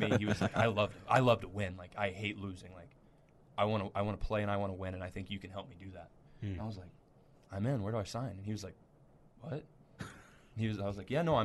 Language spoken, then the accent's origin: English; West Texas, United States; moved away as an adult; now in Nebraska, United States; I'm from Texas. I'm from kind of a small town for Texas in West Texas. I'm like an hour and a half from Lubbock.